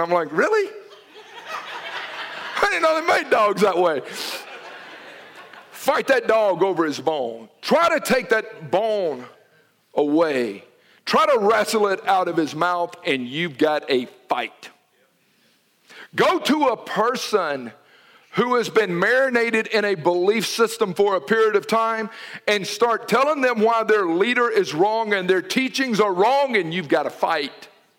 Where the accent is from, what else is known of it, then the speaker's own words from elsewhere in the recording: Noonan, United States; Especially in them Sooners and Mutts where I grew up in Noonan. We didn't have no dogs of pedigree.